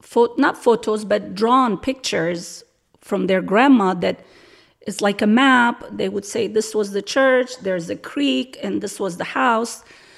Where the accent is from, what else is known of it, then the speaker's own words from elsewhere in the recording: Damascus, Damascus Governorate, Syria; also born or lived in Lebanon; now in United States; I was born in Lebanon, and then when I was 2 years old, moved to Damascus, Syria. And then I grew up there, and that's why we went back and forth to Lebanon during the summer.